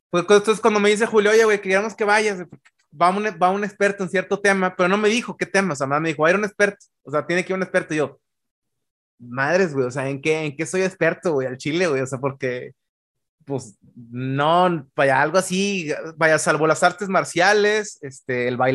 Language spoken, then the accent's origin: Spanish; Ireland; also born or lived in Sweden; Soy sueco, pero vaya, mi, la, vaya, mi primera parte de la infancia de Irlanda.